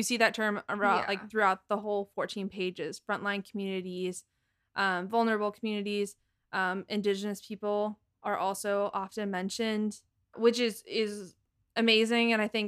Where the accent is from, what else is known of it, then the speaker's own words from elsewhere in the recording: Massachusetts, United States; I don't have a Boston accent. I just want to say this real fast. I'm born and raised in Massachusetts. I don't have that accent.